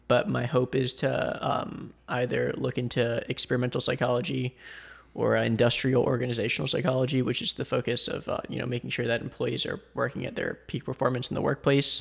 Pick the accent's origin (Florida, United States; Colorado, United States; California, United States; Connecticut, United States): Florida, United States; Boca Raton; also born or lived in Asheville, North Carolina; I was born and raised, uh, here in South Florida in Boca